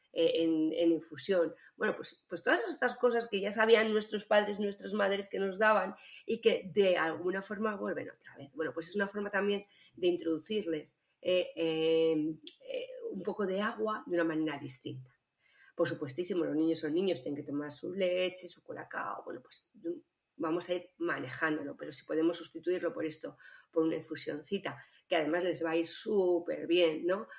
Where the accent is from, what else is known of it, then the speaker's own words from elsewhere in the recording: Spain; lo que somos los españoles